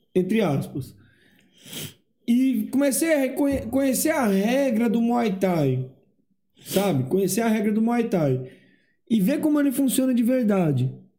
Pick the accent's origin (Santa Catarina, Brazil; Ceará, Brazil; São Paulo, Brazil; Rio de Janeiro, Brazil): Ceará, Brazil; moved away; eu sou do Ceará